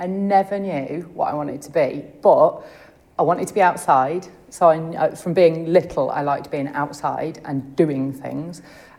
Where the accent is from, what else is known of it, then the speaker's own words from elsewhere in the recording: Leicestershire, East Midlands, United Kingdom; moved away as an adult; also born or lived in Newcastle upon Tyne; I grew up in Leicestershire.